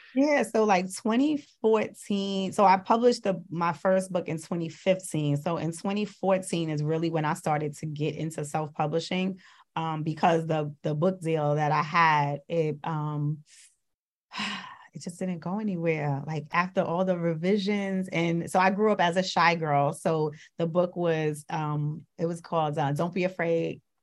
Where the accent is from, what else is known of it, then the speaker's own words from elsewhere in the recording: New York City, New York, United States; I'm also from Brooklyn.